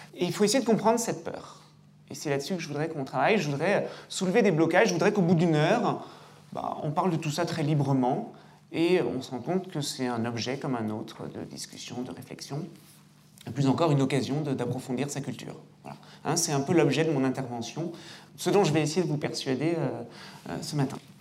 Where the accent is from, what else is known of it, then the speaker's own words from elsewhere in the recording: Lyon, Auvergne-Rhône-Alpes, France; moved away; quand j'ai été recruté ici, dans ma bonne ville, dans ma ville natale